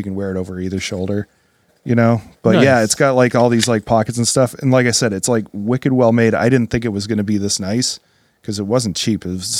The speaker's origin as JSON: {"language": "English", "town": "Gardner", "region": "Massachusetts", "country": "United States", "tie": "born or raised there", "said": "I grew up in Gardner and I lived in Gardner"}